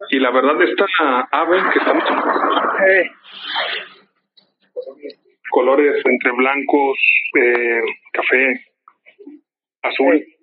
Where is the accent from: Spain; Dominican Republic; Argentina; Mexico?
Mexico; Guadalajara metropolitan area, Jalisco; hemos estado tan rezagados que todavía no nos sentimos de Guadalajara como tal.